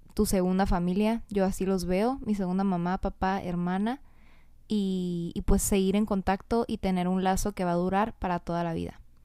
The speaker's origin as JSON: {"language": "Spanish", "town": "Mexicali", "region": "Baja California", "country": "Mexico", "tie": "born or raised there", "said": "Soy de Mexicali, Baja California. He vivido casi toda mi vida aquí."}